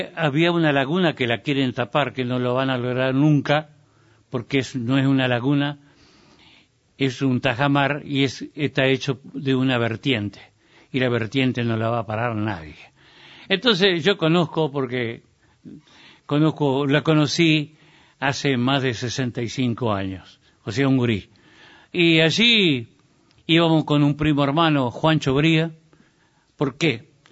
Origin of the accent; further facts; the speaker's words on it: Entre Ríos, Argentina; mi pueblo entrerriano, mis gurises